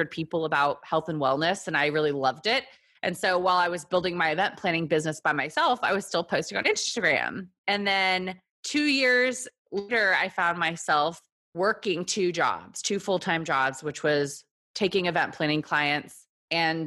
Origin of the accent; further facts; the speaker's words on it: Texas, United States; moved away as an adult; also born or lived in South Korea / New York; now in Brooklyn, United States; I am from Texas. I was born in Korea, moved to Texas.